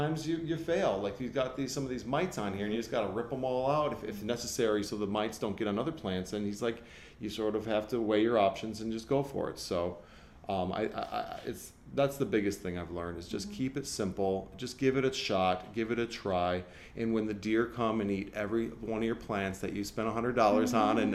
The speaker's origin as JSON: {"language": "English", "region": "Michigan", "country": "United States", "tie": "born or raised there", "moved": "as an adult", "lives_now": "Los Angeles, United States", "said": "I grew up in this kind of environment. I mean, we didn't have big gardens, but I was a hillbilly from Michigan"}